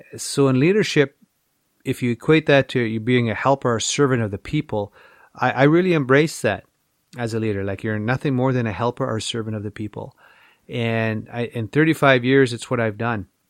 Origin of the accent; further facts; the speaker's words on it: Little Black Bear, Saskatchewan, Canada; We grew up on Little Black Bear on the east side of the reservation.